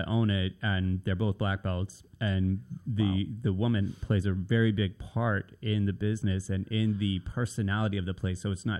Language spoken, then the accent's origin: English; Nashville, Tennessee, United States; We started moving all the time, which is why I end up in Virginia Beach from Nashville. I'm originally from Nashville, right?